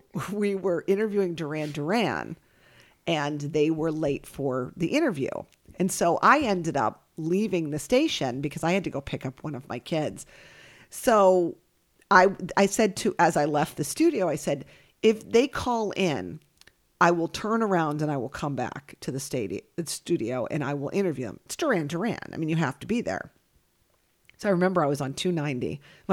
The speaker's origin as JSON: {"language": "English", "region": "New York", "country": "United States", "tie": "born or raised there", "said": "because where I grew up in New York, they were a rounder bun."}